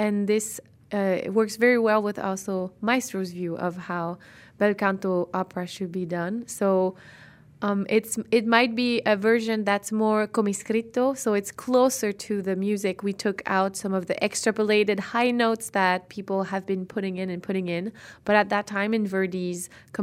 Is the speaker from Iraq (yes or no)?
no; Rimouski, Quebec, Canada; also born or lived in Montreal; I'm from Rimouski in Quebec, so I'm Canadian